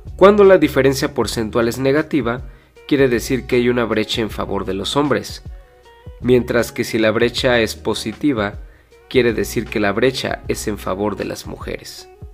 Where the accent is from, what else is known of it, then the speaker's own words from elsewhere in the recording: Mexico; en mi país, México